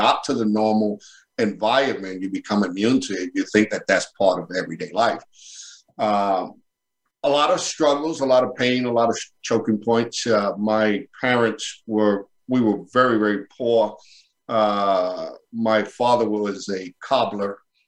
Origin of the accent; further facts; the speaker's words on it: New York City, New York, United States; Born and raised in Brooklyn, New York, in the Bushwick Bedford-Stuyvesant section of the BK there